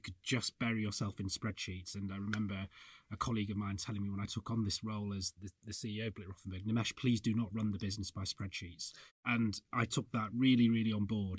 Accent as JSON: {"language": "English", "region": "Yorkshire and the Humber", "country": "United Kingdom", "said": "I'm from the north, I'm from Yorkshire"}